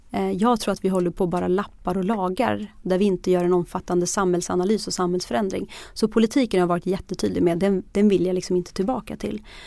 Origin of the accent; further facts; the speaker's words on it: Bollnäs, Gävleborg County, Sweden; Jag, jag växte upp i Bollnäs